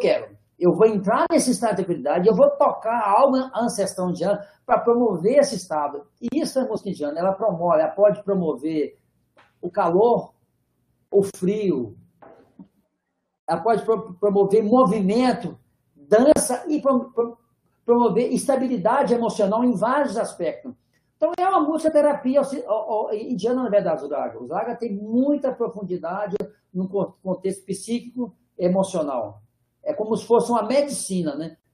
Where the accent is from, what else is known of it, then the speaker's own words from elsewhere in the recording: Minas Gerais, Brazil; eu sou mineiro, sou mineiro, eu vivo no interior de Minas, e eu fui morar em Ouro Preto